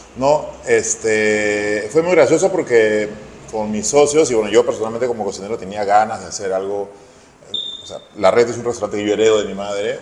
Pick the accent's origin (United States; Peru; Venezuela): Peru; Lima; also born or lived in Barranco, Lima; nacimos en un barrio en Santa Cruz, o un barrio además picante